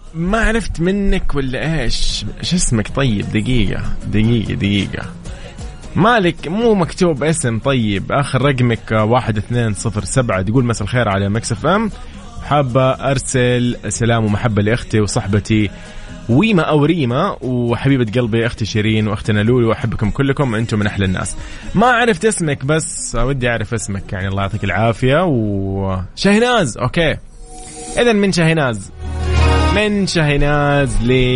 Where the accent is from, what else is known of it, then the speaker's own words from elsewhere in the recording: Saudi Arabia; كلنا كسعوديين